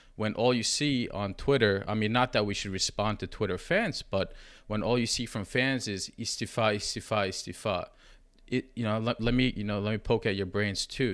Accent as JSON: {"language": "English", "region": "New York", "country": "United States", "said": "I'm from New York, just like Emre"}